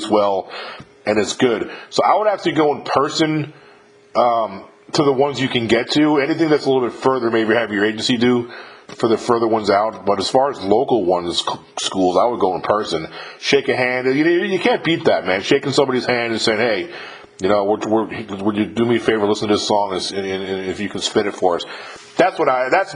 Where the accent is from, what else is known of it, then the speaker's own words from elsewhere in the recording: upstate New York, United States; I was born and raised in upstate New York